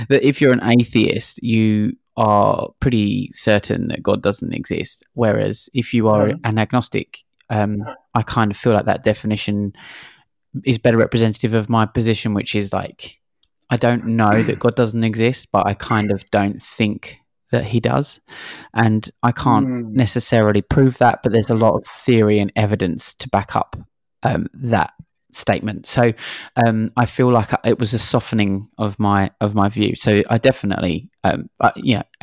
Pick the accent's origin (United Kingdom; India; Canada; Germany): United Kingdom; London; moved away as an adult; now in Sydney, Australia; I'm originally from London, and I moved here 10 years ago to Sydney